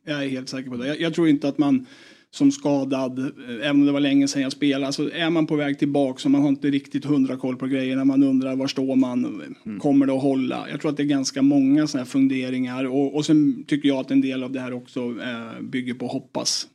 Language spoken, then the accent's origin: Swedish; Eskilstuna, Södermanland, Sweden; det var uterink i Eskilstuna på den tiden.